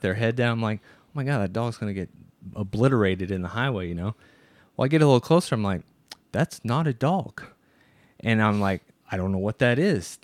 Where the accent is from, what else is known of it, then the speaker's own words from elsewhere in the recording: Midwest, United States; we're from the Midwest. So people from the United States, from the Midwest, we're used to seeing cows